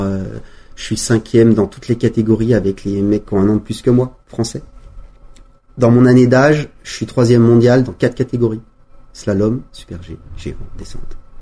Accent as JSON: {"language": "French", "town": "Valmorel", "region": "Auvergne-Rhône-Alpes", "country": "France", "tie": "born or raised there", "said": "j'ai grandi avec une génération de Valmorel"}